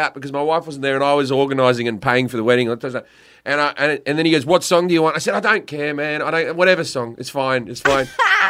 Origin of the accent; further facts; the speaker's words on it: Australia; I'm Australian.